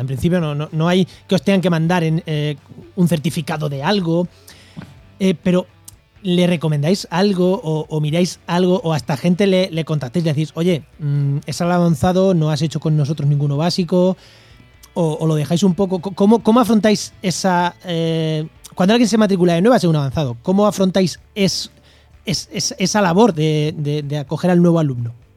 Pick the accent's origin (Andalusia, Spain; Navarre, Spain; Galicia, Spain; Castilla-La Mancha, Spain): Castilla-La Mancha, Spain; moved away; en mi pueblo el cordero tampoco es malo, ¿eh? En La Mancha el cordero tampoco es malo